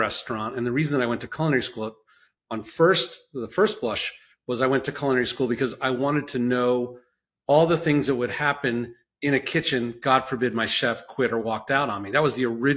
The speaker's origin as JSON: {"language": "English", "town": "New York City", "region": "New York", "country": "United States", "tie": "born or raised there", "also_born_or_lived": "New Jersey", "said": "I was born in Brooklyn"}